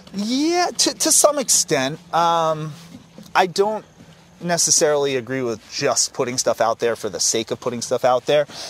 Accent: Acton, Massachusetts, United States; Acton is my hometown

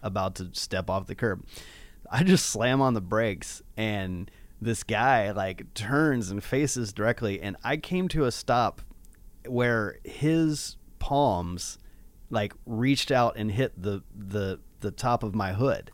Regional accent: Nashville, Tennessee, United States; I grew up in Nashville

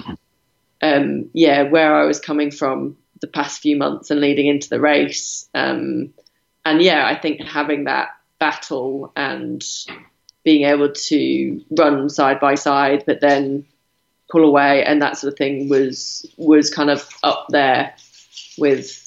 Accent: United Kingdom; moved away; I'm British

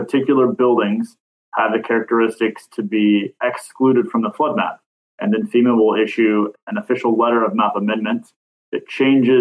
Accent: Kentucky, United States; moved away; I'm originally from Kentucky, moved south to warmer weathers

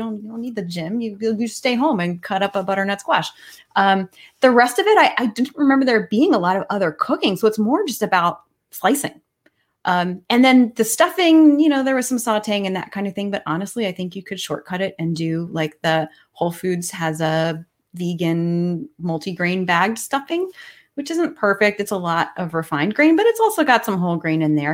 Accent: McLean, Virginia, United States; I grew up in McLean

